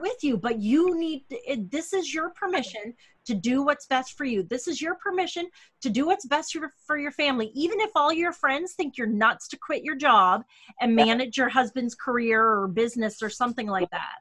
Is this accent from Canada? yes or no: yes; Canada; I'm your Canadian co host